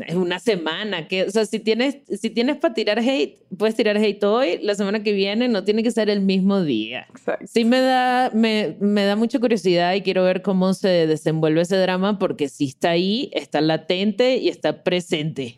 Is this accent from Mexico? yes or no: yes; Mexico